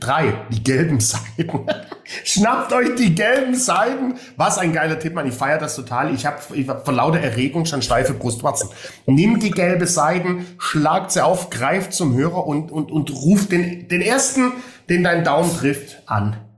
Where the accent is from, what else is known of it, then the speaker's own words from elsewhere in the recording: Swabia, Germany; für mich als Schwabe